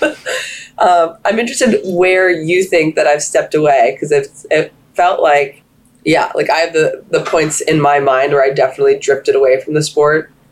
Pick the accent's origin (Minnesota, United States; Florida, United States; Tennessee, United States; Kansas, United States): Florida, United States; We're from Florida. It snows there.